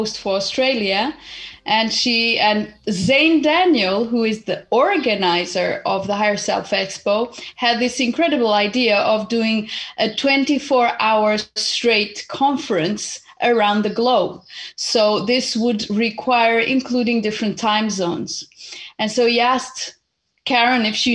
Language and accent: English; Portugal; also born or lived in Zimbabwe; I was born in Zimbabwe almost 49 years ago, and I happened to come to Portugal when I was 8 because my family was originally Portuguese, and so my mom just came, brought me here